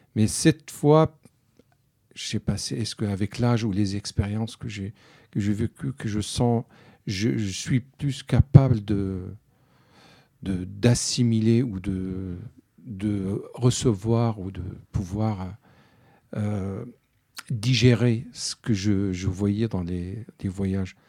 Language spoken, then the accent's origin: French; Syria; French is a second language; moved away as an adult; also born or lived in France / Spain; quand j'ai quitté la Syrie